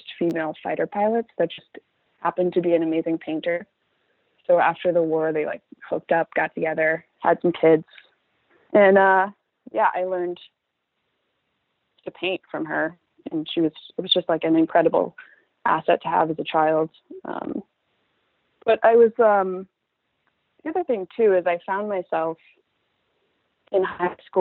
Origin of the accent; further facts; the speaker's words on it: Northern Virginia, United States; moved away as an adult; I grew up in Northern Virginia